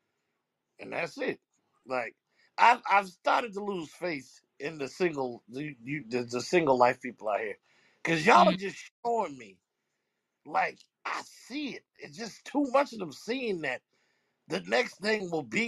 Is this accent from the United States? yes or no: yes; New Jersey, United States; I'm from Jersey